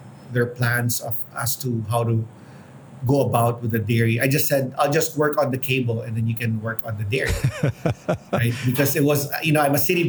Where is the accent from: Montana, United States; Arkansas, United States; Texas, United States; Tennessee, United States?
Texas, United States; Houston; now in Philippines; I grew up in Houston